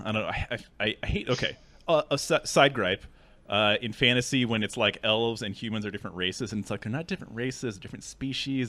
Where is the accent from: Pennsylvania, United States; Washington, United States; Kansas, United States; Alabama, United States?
Washington, United States; Seattle; I'm from Seattle. two oh six is the area code